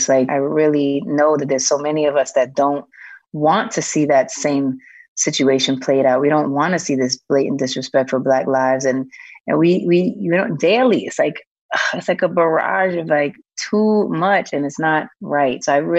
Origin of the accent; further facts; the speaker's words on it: New York City, New York, United States; Hell's Kitchen and also Harlem.